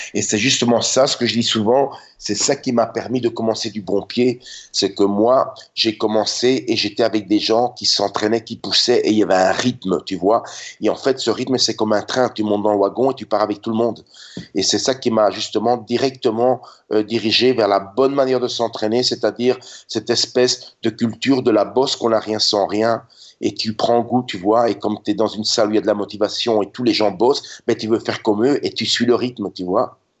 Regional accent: Brussels, Brussels-Capital Region, Belgium; now in Budapest, Hungary; Je suis né en 66 en Belgique et j'ai grandi là-bas.

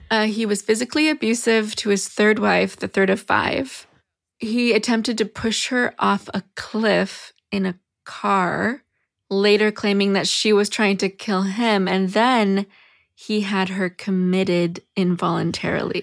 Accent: United States; as an American, as a modern American

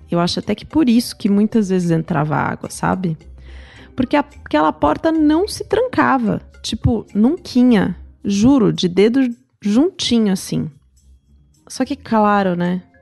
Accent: São Paulo, Brazil; Na verdade, eu sou do interior, do interior de São Paulo, mas perto. Meus pais continuavam morando no interior.

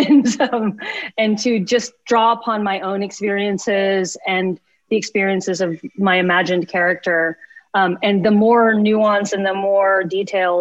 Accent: Lubbock, Texas, United States; moved away; I grew up in Lubbock, Texas. That's where I grew up

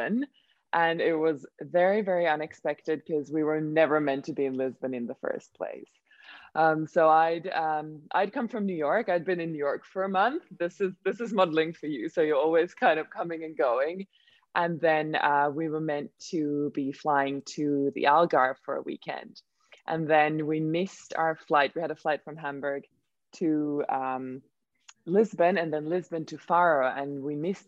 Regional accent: Finland; first language Swedish; English is a second language; I am from Finland, but Swedish is my mother tongue

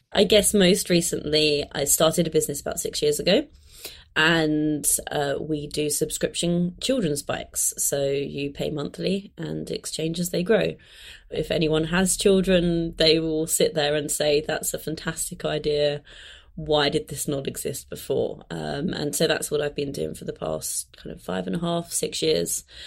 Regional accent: London, United Kingdom; I grew up in London, but I grew up in kind of southeast London, so slightly on the outskirts of London

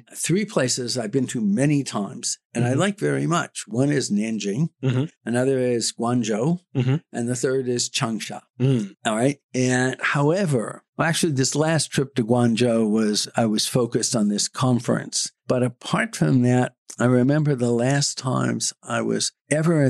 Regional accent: Los Angeles, California, United States; moved away as an adult; now in Beijing, China; I grew up in Los Angeles in the 50s and the 60s

